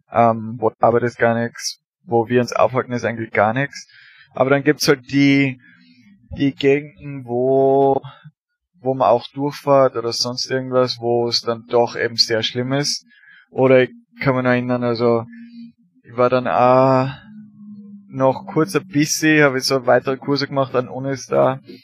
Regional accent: Austria; moved away as an adult; now in United States; als Österreicher

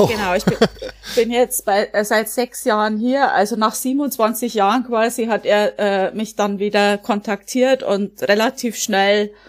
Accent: Bavaria, Germany; now in United States; Ich komme aus der Oberpfalz und bin in den USA, ähm, in Connecticut, also in Neuengland im Moment.

